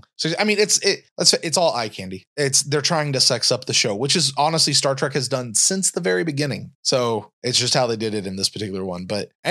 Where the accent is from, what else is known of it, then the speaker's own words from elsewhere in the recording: Kentucky, United States; I'm from Kentucky. That's my home state.